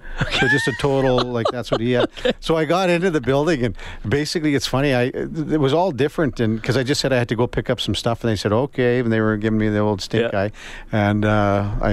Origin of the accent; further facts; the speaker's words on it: Saskatchewan, Canada; now in Edmonton, Canada; growing up in Saskatchewan, the Winnipeg Blue Bombers Rough Rider rivalry was really good